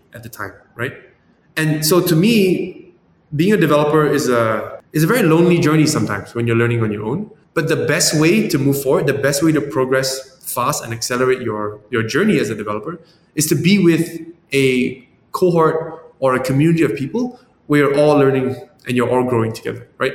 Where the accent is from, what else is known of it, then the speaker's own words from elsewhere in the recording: Malaysia; moved away; also born or lived in San Francisco; I'm from Malaysia, but I was in San Francisco